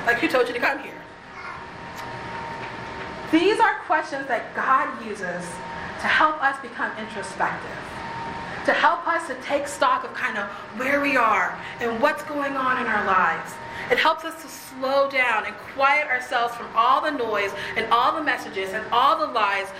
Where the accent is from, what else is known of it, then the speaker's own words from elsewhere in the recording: Texas, United States; I'm from Texas.